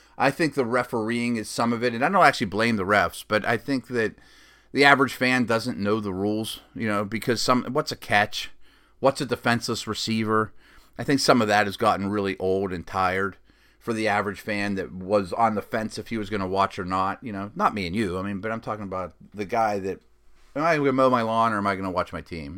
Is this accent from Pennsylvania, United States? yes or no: yes; Pittsburgh, Pennsylvania, United States; my hometown Steelers